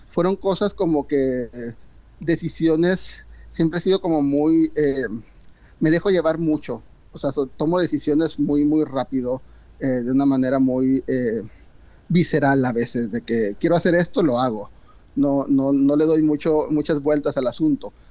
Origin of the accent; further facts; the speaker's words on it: Mexico; Entonces muchas veces pensamos eso como, como, mexicanos.